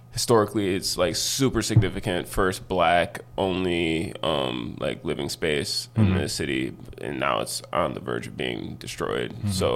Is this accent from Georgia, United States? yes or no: no; Buffalo, New York, United States; I'm a photographer from Buffalo, New York.